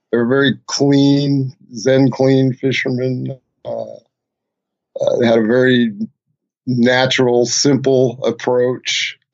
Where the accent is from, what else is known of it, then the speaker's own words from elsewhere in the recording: Massachusetts, United States; moved away; I grew up in Massachusetts partly, and on a lake.